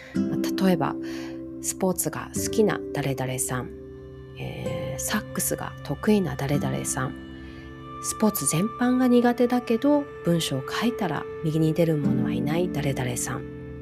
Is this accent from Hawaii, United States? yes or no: yes; Hawaii, United States; 人種のるつぼって言われているハワイに育った